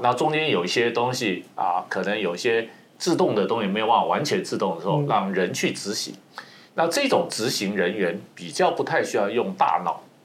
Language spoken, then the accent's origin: Chinese; Taiwan; moved away as an adult; also born or lived in United States; 即使我是一个台湾人，在台湾念完大学，在美国做，念，后来念研究所到做事，再回到台湾